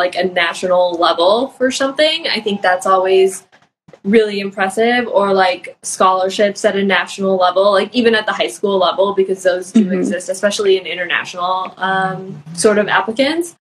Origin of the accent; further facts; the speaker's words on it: Chicago, Illinois, United States; moved away as an adult; I grew up in Chicago